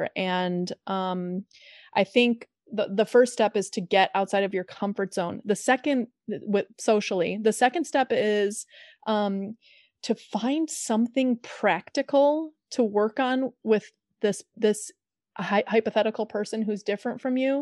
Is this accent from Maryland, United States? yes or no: no; Chicago, Illinois, United States; I'm from Chicago